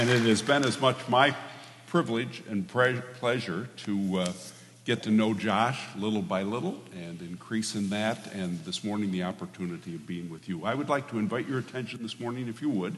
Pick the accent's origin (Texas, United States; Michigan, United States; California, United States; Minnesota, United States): Michigan, United States; moved away; also born or lived in Alma, Michigan / St. Louis, Michigan / Hastings, Michigan / Hart, Michigan; I was born and raised in Michigan. I am a Midwesterner